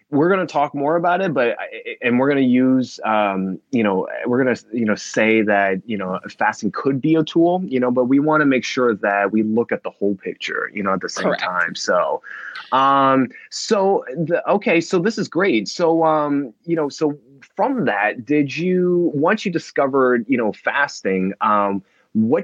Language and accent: English; New Jersey, United States; now in Los Angeles, United States; I'm calling from LA, but I'm originally from New Jersey